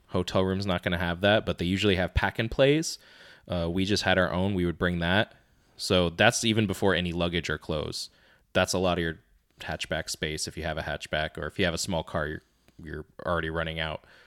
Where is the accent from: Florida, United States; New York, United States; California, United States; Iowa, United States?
Florida, United States; we're from Florida